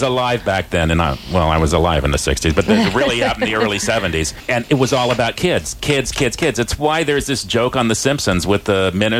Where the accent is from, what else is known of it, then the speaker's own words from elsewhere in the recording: Clovis, California, United States; But I grew up in Clovis.